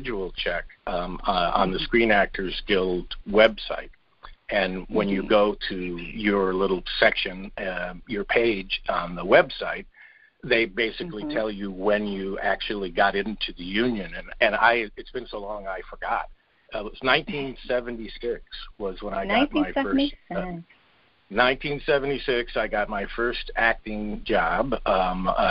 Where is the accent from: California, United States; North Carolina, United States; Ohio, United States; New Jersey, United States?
California, United States; Los Angeles; born or raised there; also born or lived in Berwyn, Illinois